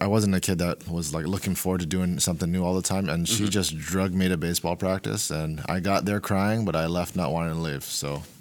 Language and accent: English; Honolulu, Hawaii, United States; moved away as an adult; also born or lived in Oregon; now in Portland, United States; I am born and raised in Honolulu, Hawaii